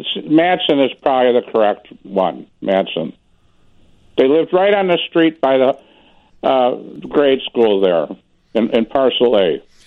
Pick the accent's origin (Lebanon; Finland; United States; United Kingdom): United States; Hoffman Estates, Illinois; now in Hawthorn Woods, United States; from Hawthorne Woods. I grew up in Hoffman Estates